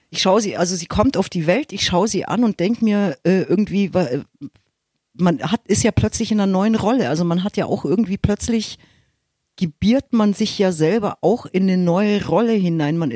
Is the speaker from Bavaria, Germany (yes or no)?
yes; Munich, Bavaria, Germany; Das ist meine Heimat. Hier fühle ich mich, also es ist mein Gewässer.